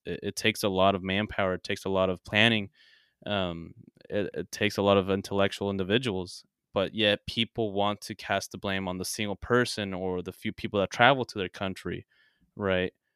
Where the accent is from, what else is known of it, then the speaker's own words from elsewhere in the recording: United States; I was born here, and I do live here